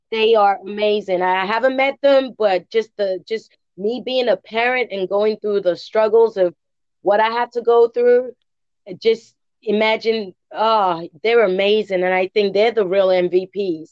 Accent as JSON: {"language": "English", "region": "England", "country": "United Kingdom", "moved": "yes", "lives_now": "United States", "said": "I'm from England, and just just being here in the in the United States"}